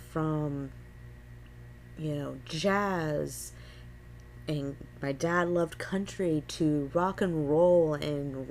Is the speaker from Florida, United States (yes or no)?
yes; Gulf Coast, Florida, United States; I am a born and raised Florida native